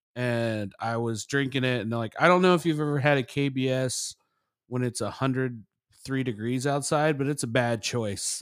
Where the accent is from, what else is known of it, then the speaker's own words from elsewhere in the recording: Indianapolis, Indiana, United States; I'm, I'm from there